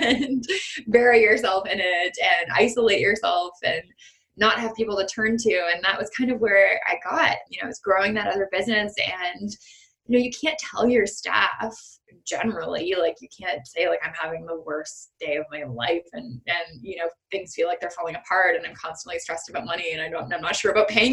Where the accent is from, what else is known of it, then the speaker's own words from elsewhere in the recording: Canada; I have in being Canadian